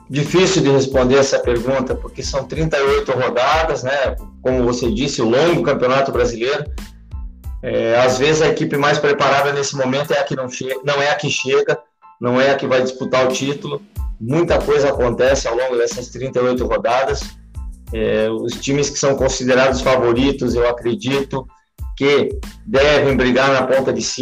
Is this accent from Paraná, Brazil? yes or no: yes; Curitiba, Paraná, Brazil; also born or lived in Caxias do Sul, Rio Grande do Sul; com quatro anos de idade, eu, meus pais mudaram para Curitiba, capital do Paraná. E eu moro em Curitiba desde os quatro anos de idade, mas os meus parentes são todos de Caxias, de Flores da Cunha, de Nova Pádua